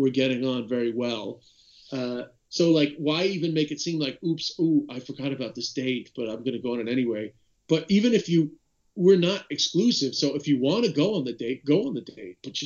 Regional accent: United States; me being American

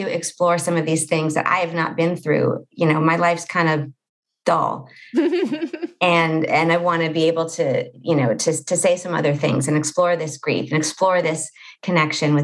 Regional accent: Los Angeles, California, United States; I live in a town in Los Angeles called Pacific Palisades, and it is where I grew up

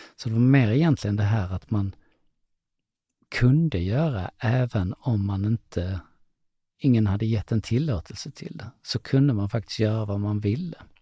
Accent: Lund, Skåne, Sweden; Jag kommer från Lund

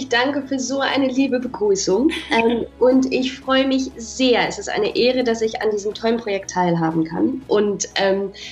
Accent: Oxford, South East England, United Kingdom; also born or lived in Berlin, Germany; Also bin ich in Oxford in England geboren. Mhm und habe dann tatsächlich da auch also mein meistes Leben verbracht. Also ich hatte das große Glück, ähm, Oxford und Berlin

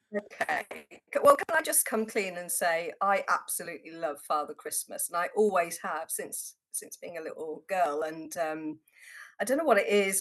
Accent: Worcestershire, West Midlands, United Kingdom; I grew up in Worcestershire

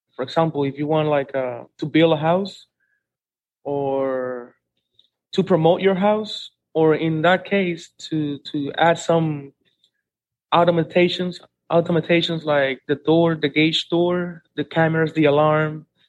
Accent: Santiago de los Caballeros, Santiago, Dominican Republic; I'm born here in Santiago for since 1981, and this is my main place

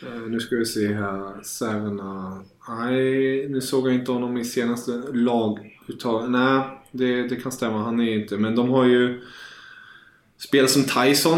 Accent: Germany; jag som tysk

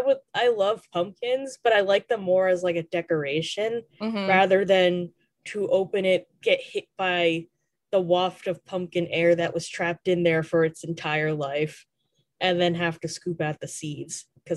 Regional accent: United States; As an American

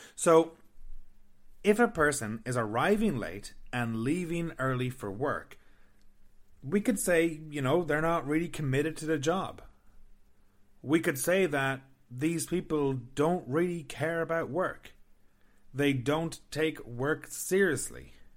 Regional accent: Ireland; moved away as an adult; now in Canada; I'm from Ireland

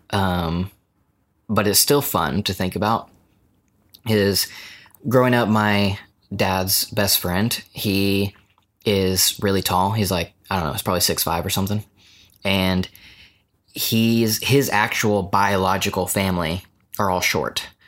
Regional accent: United States; as American

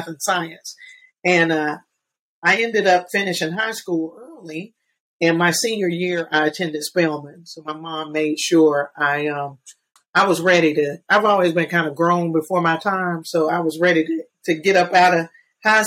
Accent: Atlanta, Georgia, United States; I'm born and raised in Atlanta.

